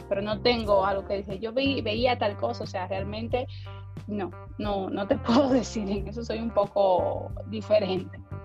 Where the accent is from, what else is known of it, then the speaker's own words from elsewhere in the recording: San Pedro de Macorís, Dominican Republic; also born or lived in Santo Domingo; yo soy de San Pedro de Macorís